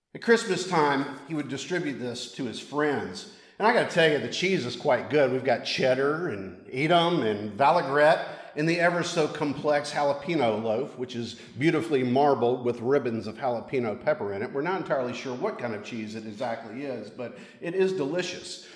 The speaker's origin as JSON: {"language": "English", "region": "Mississippi", "country": "United States", "tie": "born or raised there", "moved": "yes", "lives_now": "Savannah, United States", "said": "I live in Savannah, Georgia. That's in the south of the United States but I grew up in Mississippi"}